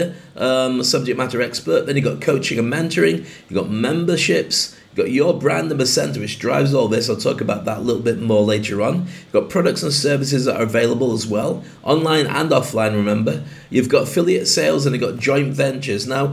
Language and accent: English; United Kingdom; moved away as an adult; now in Dubai, United Arab Emirates; I'm proud of being a Brit, I love the UK